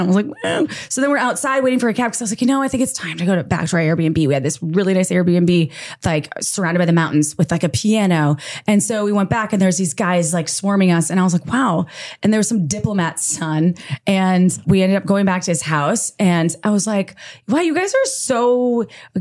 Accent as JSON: {"language": "English", "town": "Woodstock", "region": "Illinois", "country": "United States", "tie": "born or raised there", "said": "I was born at 10:26 AM in Woodstock, Illinois. I'm from the Midwest."}